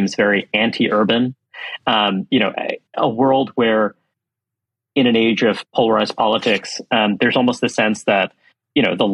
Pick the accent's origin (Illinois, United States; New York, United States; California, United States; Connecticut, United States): New York, United States; New York City; I grew up in Brooklyn, New York